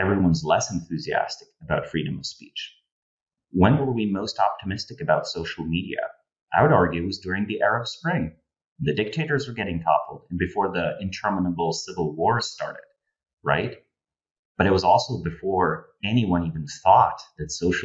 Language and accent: English; Slovenia; moved away as an adult; now in United States; I'm originally from Slovenia, moved to the United States 2014.